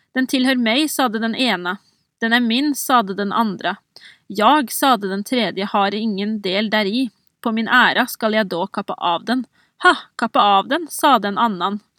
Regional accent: Oppland, Innlandet, Norway; Jeg er jo sjøl fra Oppland, og jeg vokste opp med de OL-symbolene

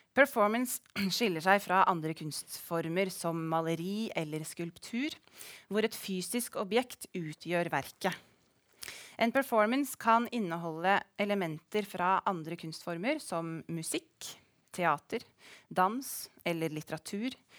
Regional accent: Rygge, Østfold, Norway; now in Stavanger, Norway; Jeg er fra Rygge i Østfold

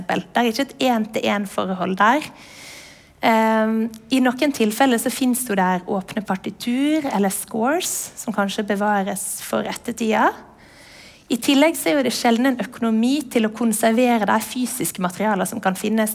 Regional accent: Western Norway, Norway; jeg vokste opp på Vestlandet uten MTV, med NRK

